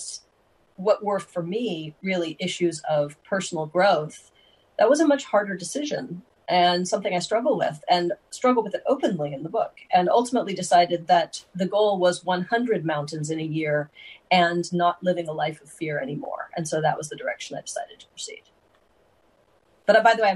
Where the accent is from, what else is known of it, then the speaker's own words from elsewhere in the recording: United States; being an American